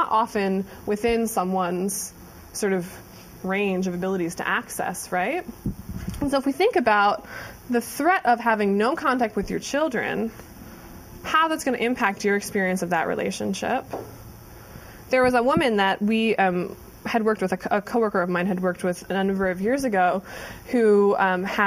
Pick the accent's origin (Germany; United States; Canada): United States; Ohio; moved away as an adult; I moved from Ohio. I was a 4-H'er